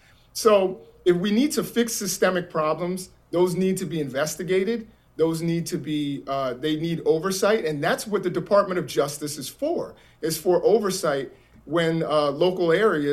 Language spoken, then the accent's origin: English; Baltimore, Maryland, United States; You know, I'm from Baltimore, so I or at least the Baltimore area.